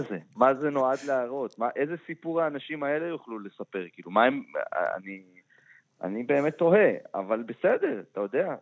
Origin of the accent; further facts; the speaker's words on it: Israel; מבחינתנו כישראלים